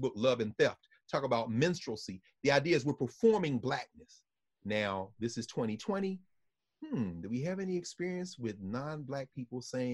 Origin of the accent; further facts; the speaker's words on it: Nashville, Tennessee, United States; I'm from Nashville, Tennessee.